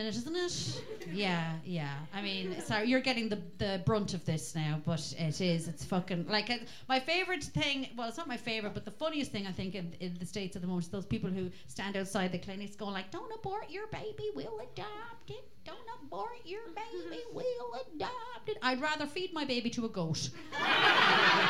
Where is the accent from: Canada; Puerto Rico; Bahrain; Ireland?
Ireland; Roscommon, Connacht; I was from Roscommon